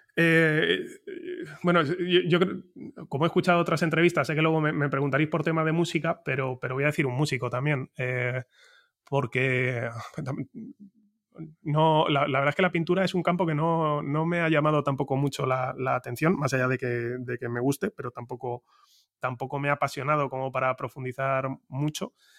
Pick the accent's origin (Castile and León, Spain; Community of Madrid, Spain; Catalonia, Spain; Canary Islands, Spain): Community of Madrid, Spain; Madrid; first language Spanish; los que somos de Madrid